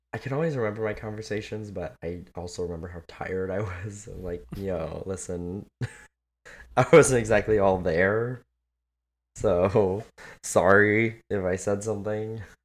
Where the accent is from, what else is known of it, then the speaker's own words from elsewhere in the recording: California, United States; I grew up in California